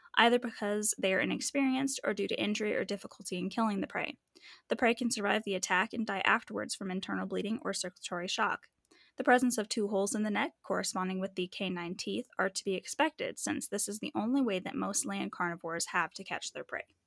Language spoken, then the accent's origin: English; Manitou Springs, Colorado, United States; I grew up in Manitou and our school is literally on a mountain